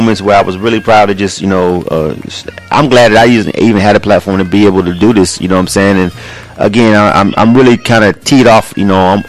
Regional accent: Panama City, Florida, United States; my hometown, Panama City, Florida.

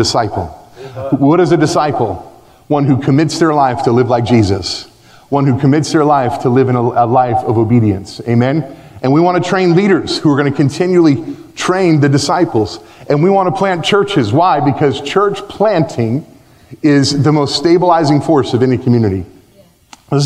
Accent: United States; moved away as an adult; now in Belgium; Me as an American living in Belgium

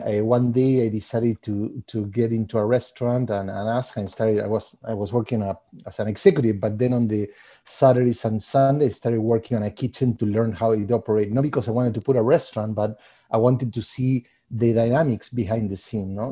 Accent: Argentina; moved away as an adult; also born or lived in Puerto Rico / New York / Los Angeles; now in Chicago, United States; I'm originally from Argentina, uh, and I I mean, I developed most of my career there, and then I moved to, uh, the States.

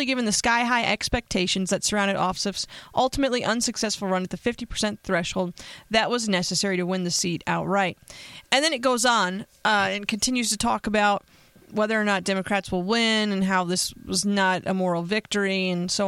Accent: Pennsylvania, United States; now in Las Vegas, United States; my home state of Pennsylvania

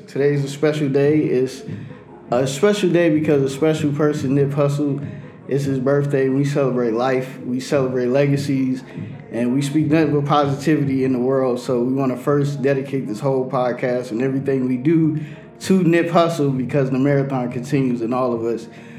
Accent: California, United States; also born or lived in New York; Like, I come from California and New York and everywhere.

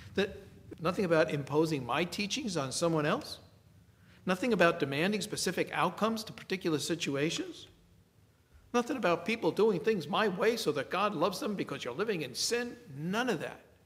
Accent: New York City, New York, United States; I grew up in the Bronx and I went to grammar school in the same school for eight years

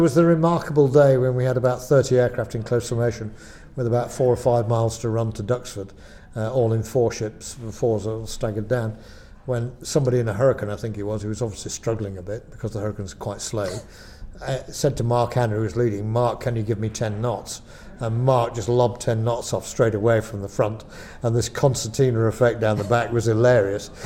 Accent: Lancashire, North West England, United Kingdom; moved away as an adult; I come from Lancashire

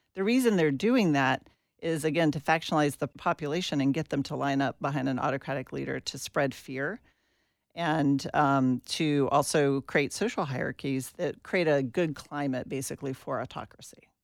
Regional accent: Atlanta, Georgia, United States; I grew up in Atlanta, Georgia

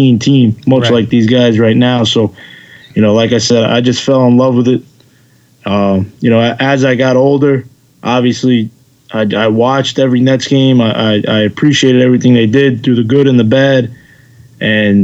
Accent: New York City, New York, United States; I was doing everything I possibly could in my little driveway in the backyard in Queens.

